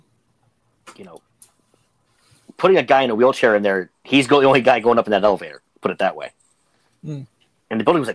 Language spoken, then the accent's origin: English; Pittsburgh, Pennsylvania, United States; I am from Pittsburgh